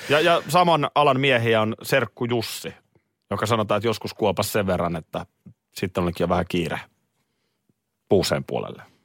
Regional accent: Nurmijärvi, Uusimaa, Finland; mä muistan jo lapsena ö, Nurmijärvellä.

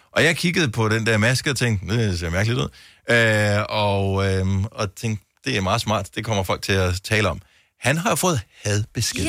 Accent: Bogense, Southern Denmark, Denmark; jeg er opvokset i Bogense

